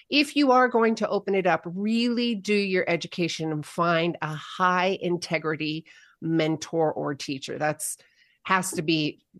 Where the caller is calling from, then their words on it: Bend, Oregon, United States; I am in Bend, Oregon. It's started to snow, so we've got a few inches.